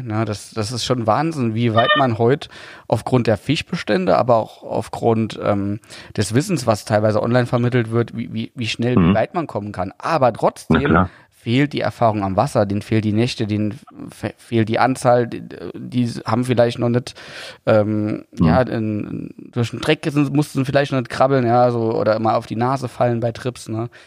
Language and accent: German; Saarland, Germany; ich bin ja Saarländer, aber musste immer pendeln nach Hessen zur Berufsschule